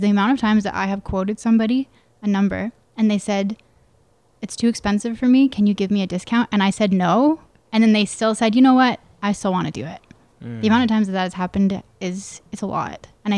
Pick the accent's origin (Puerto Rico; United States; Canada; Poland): Canada; Calgary, Alberta; also born or lived in Edmonton area (south of Spruce Grove), Alberta; I was born in Calgary, and then my parents are both entrepreneurs, and they bought a small business in Edmonton. So we moved to Edmonton when I was about 11, out into the country.